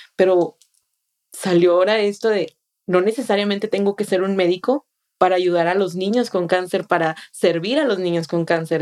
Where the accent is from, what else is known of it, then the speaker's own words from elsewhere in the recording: Monterrey, Nuevo León, Mexico; moved away as an adult; now in Austin, United States; yo soy una joven de, de 28 años que soy originaria de Monterrey, Nuevo León, México.